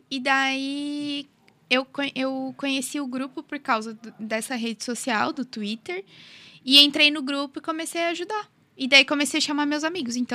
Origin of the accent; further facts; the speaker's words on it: Criciúma, Santa Catarina, Brazil; Eu sou de Criciúma e eu também faço direito na Unesc.